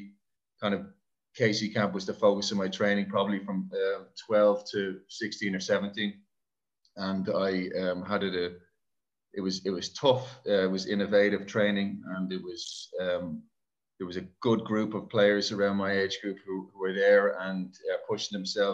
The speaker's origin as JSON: {"language": "English", "town": "Dublin", "region": "Leinster", "country": "Ireland", "said": "We're from Dublin as a family"}